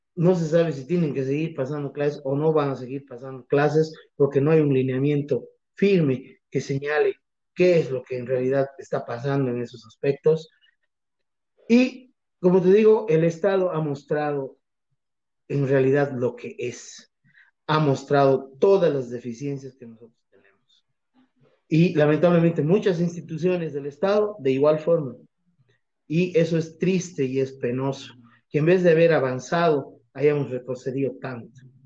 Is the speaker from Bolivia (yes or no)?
yes; Bolivia; como bolivianos